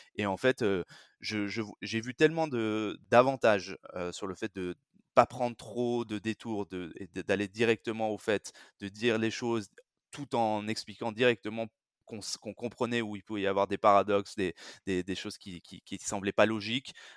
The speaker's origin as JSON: {"language": "French", "country": "France", "tie": "born or raised there", "said": "je suis français, j'ai grandi et, et vécu, travaillé surtout en France"}